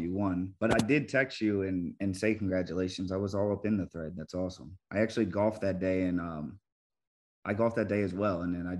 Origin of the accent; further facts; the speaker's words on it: the East, East Coast, United States; now in Arizona, United States; I grew up on the East and we always had the beach. I am landlocked here